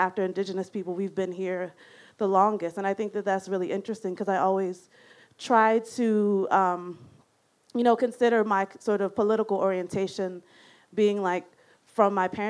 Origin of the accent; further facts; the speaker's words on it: Washington, District of Columbia, United States; moved away; So I grew up in Washington, D.C., which I now call the city formerly known as Chocolate City